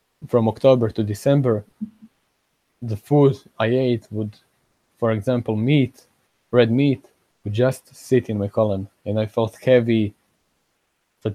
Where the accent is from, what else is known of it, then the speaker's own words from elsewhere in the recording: Osijek, Osijek-Baranja County, Croatia; here in Croatia, in Osijek, where I live, in my hometown